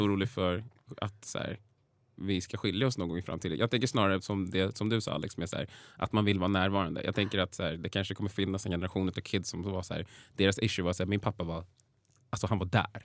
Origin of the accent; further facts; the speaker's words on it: Vallentuna, Stockholm County, Sweden; also born or lived in Täby / Danderyd; flyttade vi till Vallentuna och det är där jag spenderade större delen av mitt liv